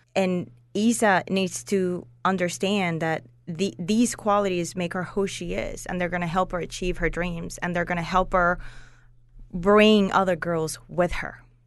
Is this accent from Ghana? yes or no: no; Puerto Rico; moved away as an adult; also born or lived in Norcross, Georgia; now in Atlanta, United States; I grew up and I was raised in Puerto Rico. I've been living in Atlanta